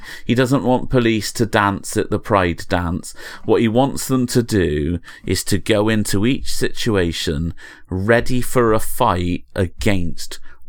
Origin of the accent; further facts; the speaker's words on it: England, United Kingdom; This is the sort of thing I wouldn't hear about because I'm English.